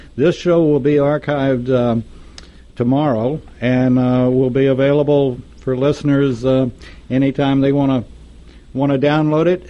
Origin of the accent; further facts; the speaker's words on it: Texas, United States; Texas, my home state